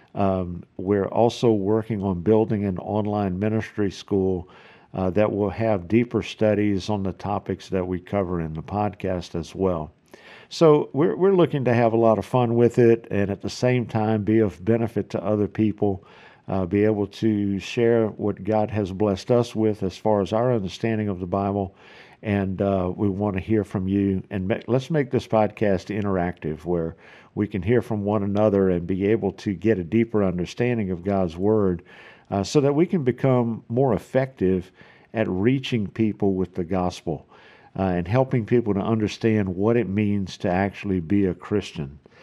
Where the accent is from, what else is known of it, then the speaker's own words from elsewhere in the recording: South Louisiana, United States; accent: South Louisiana; now in Houston, Texas, United States; I'm originally from South Louisiana, so if you don't recognize the accent, that's what it is.